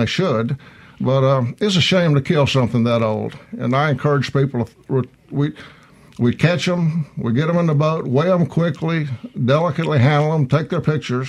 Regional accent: Vicksburg, Mississippi, United States; I grew up in Vicksburg, actually.

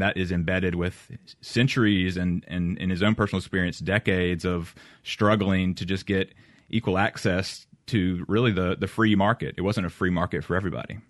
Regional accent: Oxford, Mississippi, United States; also born or lived in Shaw, Mississippi; I grew up in Mississippi

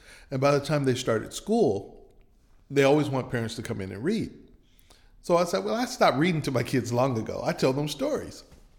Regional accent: Michigan, United States; now in Meridian, United States; Well, I grew up in Michigan, but both of my parents are from Mississippi. My dad is from Kipper County and my mother is from Clay County.

